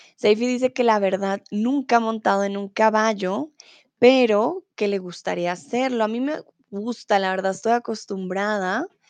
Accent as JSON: {"language": "Spanish", "country": "Colombia", "said": "soy de Colombia"}